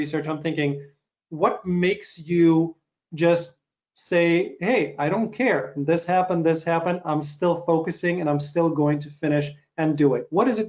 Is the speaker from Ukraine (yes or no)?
yes; Ukraine; moved away; growing up in Ukraine